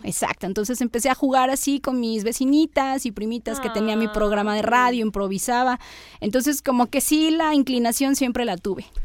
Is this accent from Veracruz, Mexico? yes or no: yes; Coatzacoalcos, Veracruz, Mexico; yo soy de Coatzacoalcos